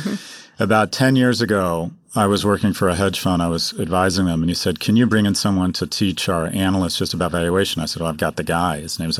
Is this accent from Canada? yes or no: no; Glasgow, Scotland, United Kingdom; it's great as a Glaswegian to see Glasgow on the world stage